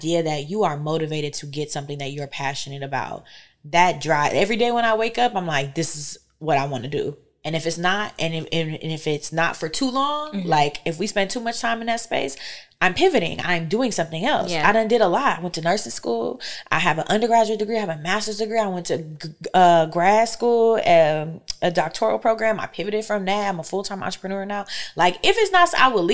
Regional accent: Fayetteville, North Carolina, United States; moved away as an adult; now in Detroit, United States; I'm from Fayetteville, North Carolina.

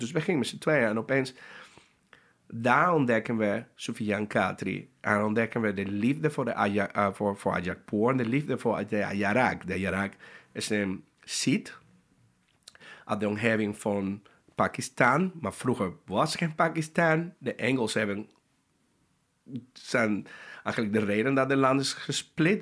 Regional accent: Panama; Dutch is a second language; moved away; Ik kom uit Panama

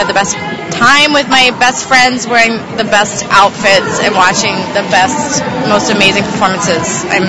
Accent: New York, United States; I'm from New York.

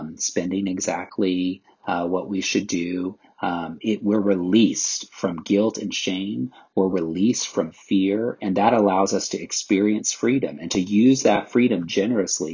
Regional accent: the South, United States; I grew up in the South

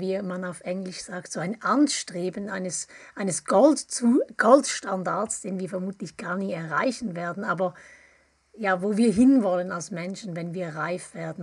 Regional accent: Appenzell, Switzerland; now in Bern, Switzerland; Ich komme auch aus der Ostschweiz, aus dem Appenzellerland. Ich lebe aber schon mehr als die Hälfte meines Lebens in, im Großraum

